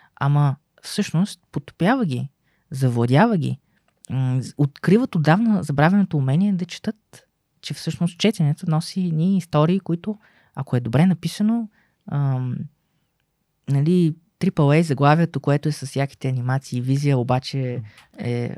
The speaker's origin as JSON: {"language": "Bulgarian", "country": "Bulgaria"}